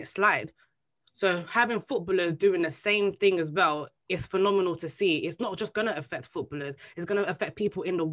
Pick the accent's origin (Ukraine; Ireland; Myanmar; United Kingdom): United Kingdom; Bexleyheath, London; I'm growing up in Bexley Heath in my secondary school.